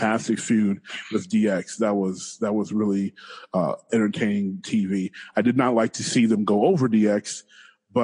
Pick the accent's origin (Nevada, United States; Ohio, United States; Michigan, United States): Michigan, United States; Detroit; I'm from Detroit